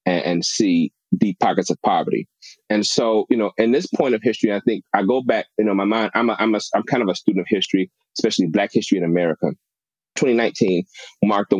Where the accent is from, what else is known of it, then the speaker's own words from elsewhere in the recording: Chicago, Illinois, United States; I'm Chicago born and bred, you know, grew up on the South Side of Chicago